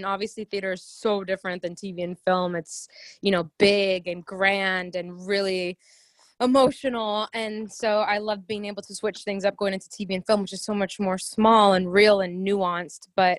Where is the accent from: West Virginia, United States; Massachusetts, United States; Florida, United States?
Florida, United States; Miami; moved away as an adult; also born or lived in Orlando, Florida; now in Los Angeles, United States; So I was born in Miami, Florida. My parents were born in Cuba, and their families came over here when they were young. And so I grew up all in South Florida. I went to college at UCF in Orlando, and then moved out here to LA like 5 years ago